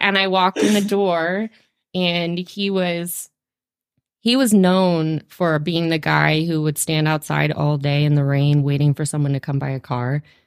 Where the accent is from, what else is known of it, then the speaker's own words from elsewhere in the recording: North Carolina, United States; moved away as an adult; also born or lived in Virginia / Australia / Seattle; now in Fergus Falls, United States; I was born in North Carolina. Um, I grew up in North Carolina